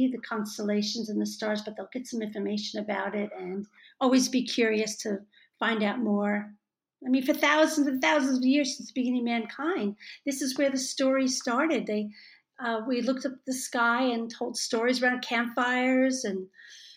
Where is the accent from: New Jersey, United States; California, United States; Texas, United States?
New Jersey, United States; moved away as an adult; now in Australia; I grew up outside New Jersey